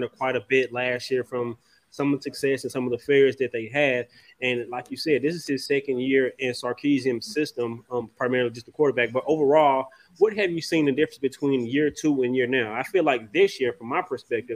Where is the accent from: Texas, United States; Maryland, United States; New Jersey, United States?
Texas, United States; Dallas; being from Texas, I'm from Dallas